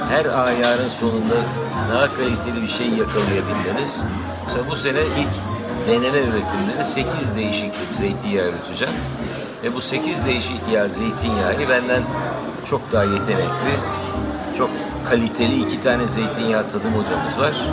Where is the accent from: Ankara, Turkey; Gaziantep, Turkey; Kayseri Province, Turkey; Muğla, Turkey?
Ankara, Turkey; moved away as an adult; also born or lived in Istanbul; now in Kaz Mountains, Turkey; aslında Ankaralıyım. Ömrümün büyük bir çoğunluğunu Ankara'da geçirdim. Bütün ilk, orta, lise yaşantım. Daha sonra yurt dışına gittim okumaya geldim.